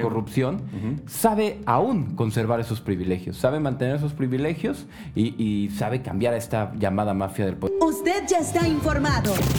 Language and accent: Spanish; Mexico; como mexicanos